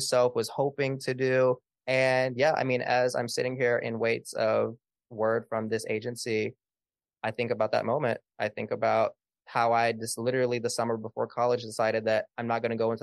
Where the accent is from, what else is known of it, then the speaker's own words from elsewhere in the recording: Little Rock, Arkansas, United States; my hometown of Little Rock, Arkansas